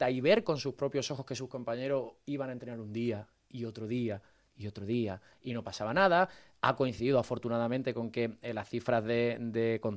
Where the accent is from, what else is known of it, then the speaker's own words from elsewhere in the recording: Cádiz, Andalusia, Spain; Bueno, yo soy de Cádiz